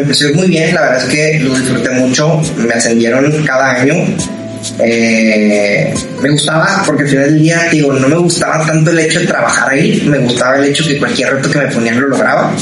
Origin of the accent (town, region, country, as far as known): Ciudad Juárez, Chihuahua, Mexico; moved away as an adult; now in Monterrey, Mexico